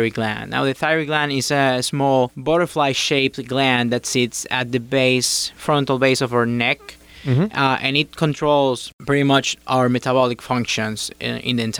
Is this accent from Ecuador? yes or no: yes; Guayaquil, Guayas, Ecuador; moved away as an adult; also born or lived in Morristown, New Jersey / Miami, Florida; now in United States; I attended medical school at Universidad Católica of Guayaquil. That's my hometown.